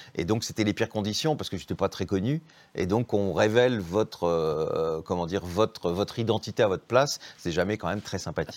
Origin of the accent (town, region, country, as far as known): Béthune, Hauts-de-France, France; born or raised there; now in Paris, France